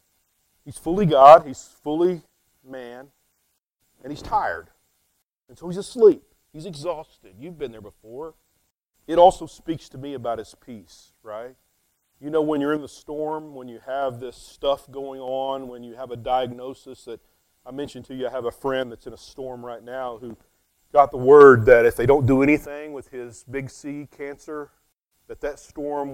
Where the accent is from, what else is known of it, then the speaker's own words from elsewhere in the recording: West Texas, United States; I'm from West Texas